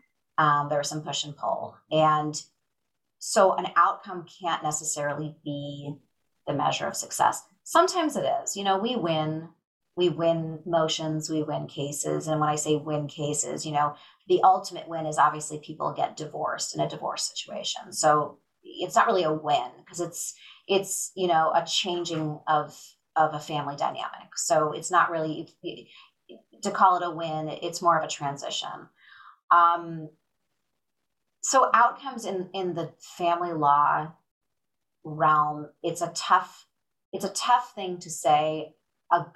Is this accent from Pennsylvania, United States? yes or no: no; Chicago, Illinois, United States; also born or lived in Michigan; I grew up in the Chicago area and went away for college to the University of Michigan